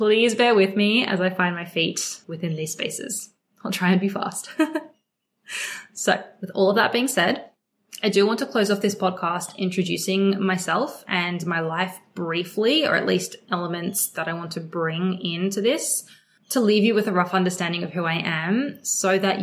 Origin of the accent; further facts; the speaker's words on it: Sydney, New South Wales, Australia; also born or lived in Melbourne; I was born and raised in Sydney, Australia. I feel very blessed to have grown up here. I am actually still here